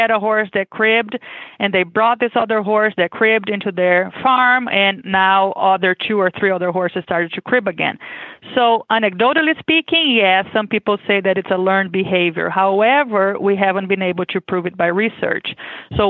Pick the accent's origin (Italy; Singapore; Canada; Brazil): Brazil; born or raised there; English is a second language; moved away as an adult; now in Kentucky, United States